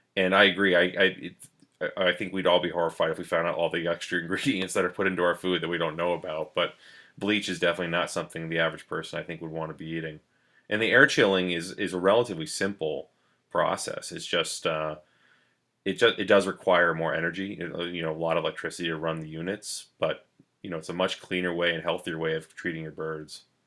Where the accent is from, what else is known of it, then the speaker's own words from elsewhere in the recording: New London, New Hampshire, United States; I grew up in New London, New Hampshire